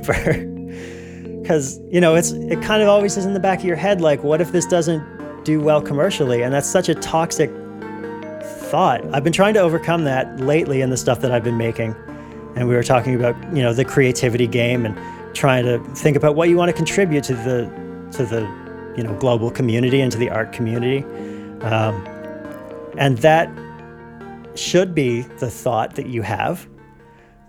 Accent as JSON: {"language": "English", "country": "Canada", "said": "as a Canadian"}